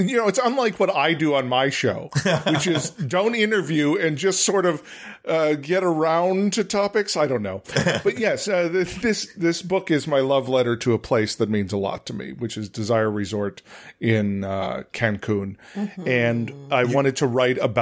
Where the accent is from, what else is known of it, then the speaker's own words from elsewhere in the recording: Chicago, Illinois, United States; I actually right now live less than a mile from where I grew up, so and it's Chicago.